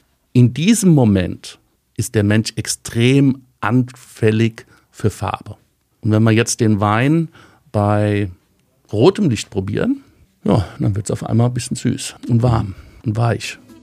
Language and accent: German; Rheingau, Hesse, Germany; recht lange im Rheingau. Manche würde sagen, wir sind nicht aus der Pött gekommen, wir sind Stubbehocker